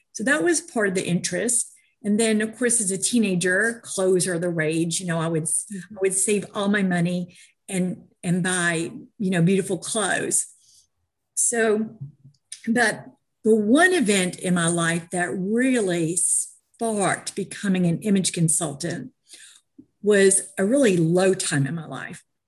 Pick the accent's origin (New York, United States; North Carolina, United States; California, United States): New York, United States; moved away; also born or lived in Georgia; I was raised in New York, and art was a program from kindergarten up